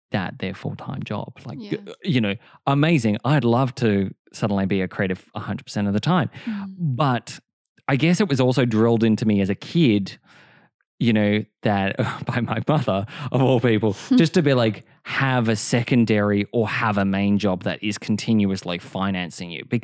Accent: Australia; accent: cultured Australian; we do have Australian accents and we do have that cultured Australian accent.

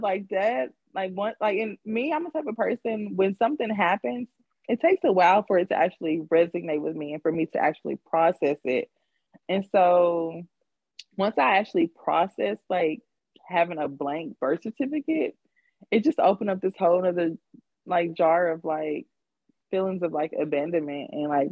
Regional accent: San Diego, California, United States; moved away; I was born in San Diego

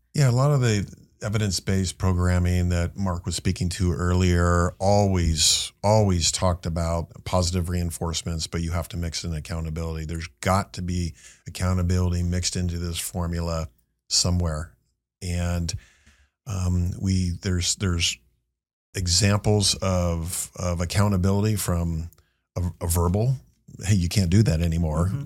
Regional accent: Marin, California, United States; I went back to my hometown of Marin

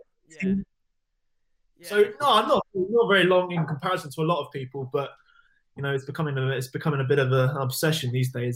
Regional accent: Devon, South West England, United Kingdom; also born or lived in Cornwall; I was born in Cornwall, moved to Devon when I was very young

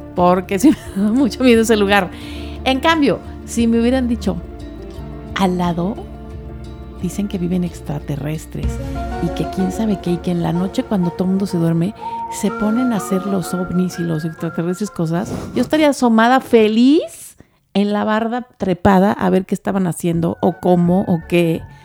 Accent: Mexico; somos los mexicanos

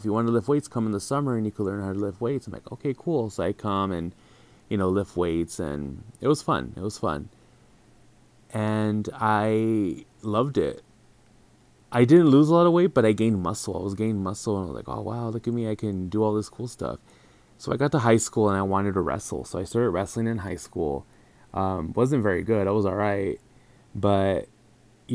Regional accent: El Paso, Texas, United States; moved away as an adult; now in San Diego, United States; 36 years old, I'm from El Paso, Texas.

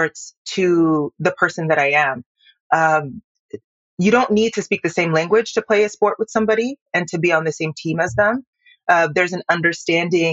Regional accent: Tucson, Arizona, United States; also born or lived in Yaoundé, Cameroon; Currently, I'm in Tucson, Arizona. It's effectively my American hometown. It's where I transitioned. I was born in Yaoundé, moved here when I was about 5 years old.

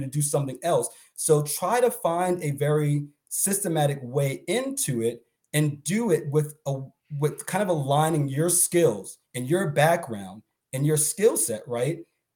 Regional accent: Boston, Massachusetts, United States; I'm from Boston

